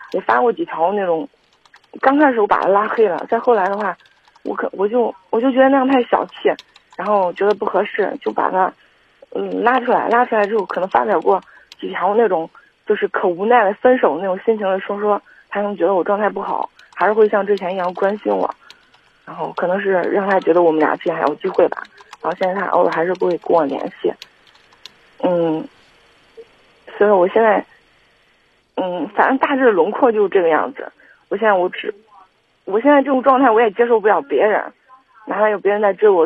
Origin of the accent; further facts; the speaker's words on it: Kaifeng, Henan, China; 我是，我是开封人